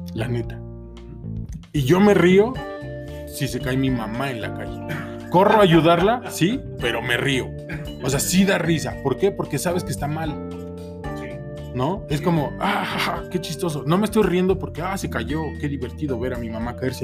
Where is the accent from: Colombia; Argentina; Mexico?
Mexico; soy mexicano